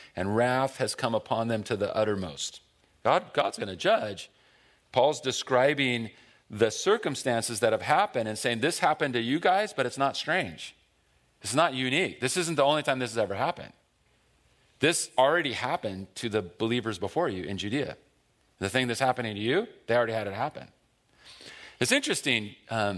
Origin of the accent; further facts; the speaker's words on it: Buena Park, California, United States; I grew up in North Orange County in Buena Park